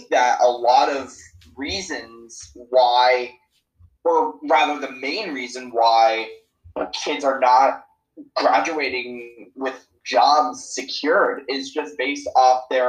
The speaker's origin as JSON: {"language": "English", "region": "South Florida", "country": "United States", "tie": "born or raised there", "also_born_or_lived": "New York", "said": "I did move from New York when I was 3 years old, and I grew up in the South Florida region ever since"}